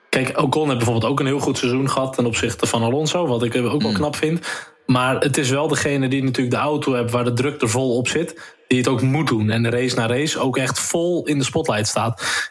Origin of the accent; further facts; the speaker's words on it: Netherlands; Natuurlijk zijn we Nederlanders